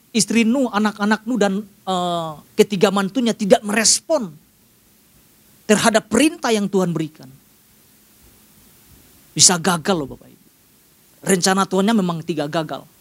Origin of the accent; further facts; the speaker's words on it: Sumatra, Indonesia; Dan kebiasaan juga yang saya lihat di daerah saya di, di, di Sumatera.